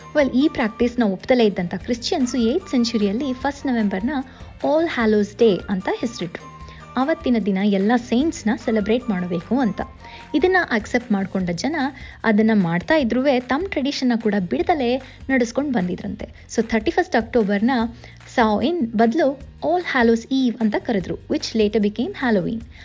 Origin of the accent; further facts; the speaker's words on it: Kannadiga, Karnataka, India; ನಮ್ಮ ಕನ್ನಡಿಗರೆಲ್ಲರ